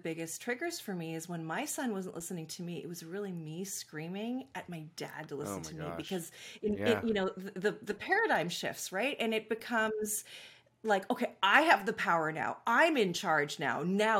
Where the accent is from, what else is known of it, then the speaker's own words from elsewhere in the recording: Vancouver, British Columbia, Canada; I grew up, I live in Vancouver, British Columbia, so nice. I'm Canadian. Born and raised here.